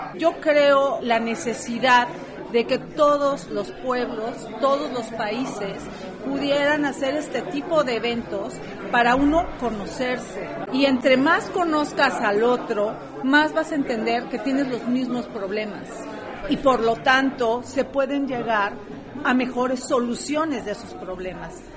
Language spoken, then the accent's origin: Spanish; Mexico